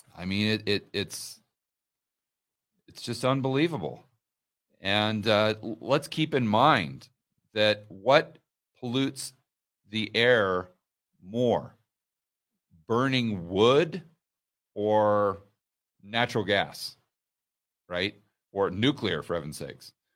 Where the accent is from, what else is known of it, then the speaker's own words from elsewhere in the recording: Portland, Oregon, United States; also born or lived in Laurelwood, Oregon; when I was very small, I grew up way out in the countryside in Oregon, the middle of nowhere.